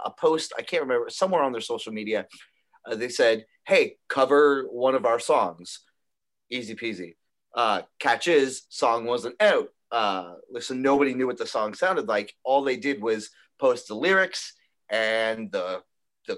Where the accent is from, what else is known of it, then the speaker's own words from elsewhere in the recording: Toronto, Ontario, Canada; we're from Toronto